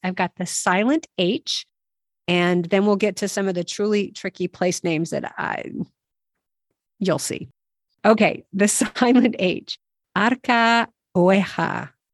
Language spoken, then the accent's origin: English; United States; as an American